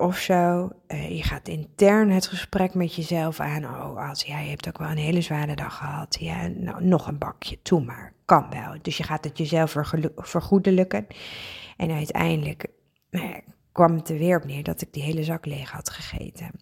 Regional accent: Friesland, Netherlands; ik ben Fries, ik woon ook in Friesland

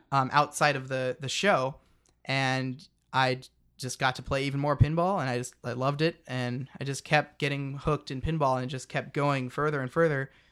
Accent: Yakima, Washington, United States; I'm from Yakima

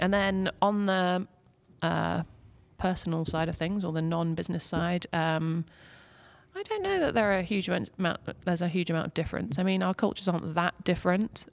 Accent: England, United Kingdom; moved away as an adult; now in Lake Norman, United States; I'm from England, moved here last year

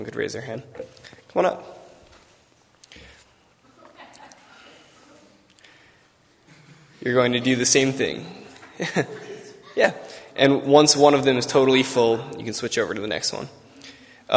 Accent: Long Island, New York, United States; I'm from Long Island

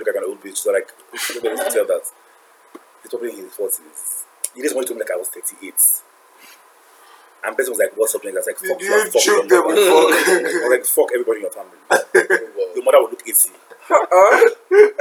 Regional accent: Abuja, Federal Capital Territory, Nigeria; now in Lagos, Nigeria; I grew up in Abuja

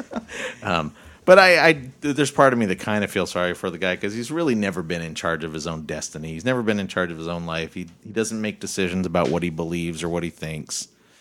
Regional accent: Bellingham, Washington, United States; I'm from Bellingham.

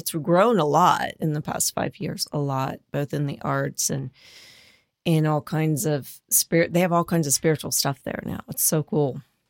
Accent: Dayton, Ohio, United States; moved away; I'm from Dayton originally

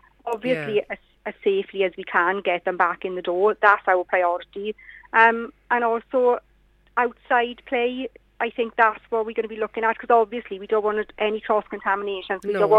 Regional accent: Penygraig, Wales, United Kingdom; I am one of the original Valleys Kids. I was born and raised in Penygraig, Williamstown, just outside Penygraig.

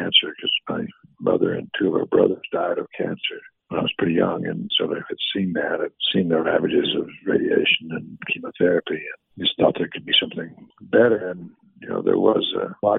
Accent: Alice, Texas, United States; I was born in Alice, Texas.

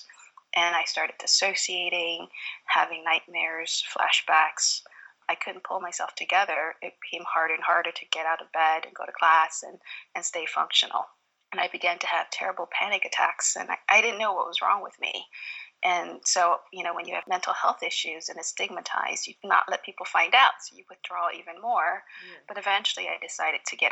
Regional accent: Philadelphia, Pennsylvania, United States; also born or lived in Vietnam; I was a refugee from Vietnam, growing up in inner city Philadelphia

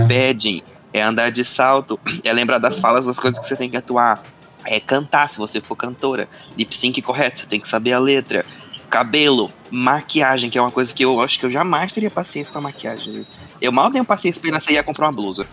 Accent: Manaus, Amazonas, Brazil; moved away; Eu venho de Manaus

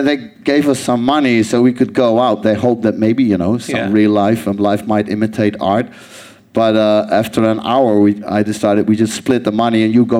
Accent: Amsterdam, North Holland, Netherlands; I'm from Amsterdam

